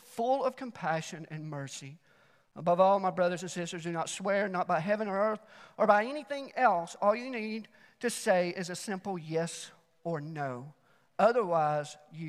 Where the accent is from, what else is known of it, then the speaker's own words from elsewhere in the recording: Alabama, United States; now in Mt. Juliet, United States; I was born and raised in Alabama